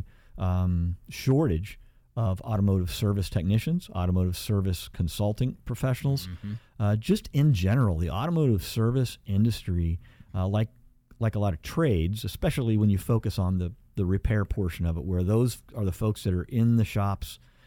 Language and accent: English; Midwest, United States; we're from the Midwest